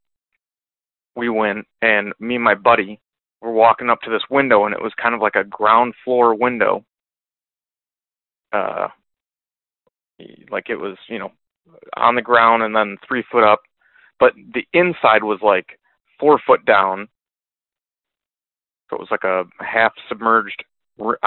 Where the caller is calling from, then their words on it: Michigan, United States; I am calling from Michigan